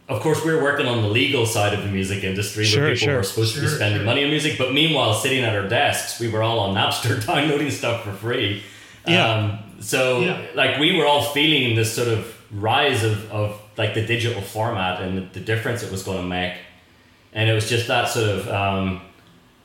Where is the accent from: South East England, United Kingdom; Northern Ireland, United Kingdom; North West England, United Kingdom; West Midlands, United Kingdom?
Northern Ireland, United Kingdom; Belfast; accent: Northern Irish; moved away as an adult; also born or lived in New York; now in United States; I'm from Belfast in Northern Ireland. And, you know, back in the 70s, 80s, it was kind of a bit of a cultural wasteland.